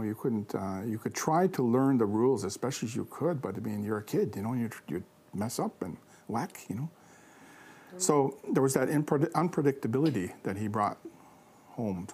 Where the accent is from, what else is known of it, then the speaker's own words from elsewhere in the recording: Kahnawake, Quebec, Canada; I'm from Ganawagi